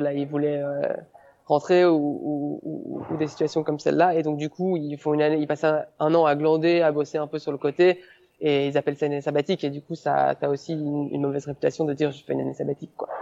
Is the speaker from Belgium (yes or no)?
yes; Belgium; moved away as an adult; je suis belge. Peut-être que, peut que les gens vont s'en apercevoir euh, via mon accent ou certains mots que je vais utiliser